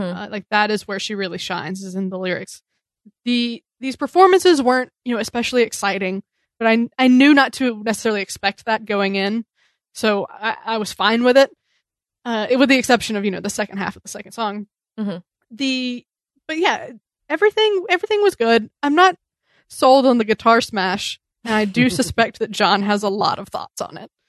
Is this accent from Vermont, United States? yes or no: no; New York City, New York, United States; As New Yorkers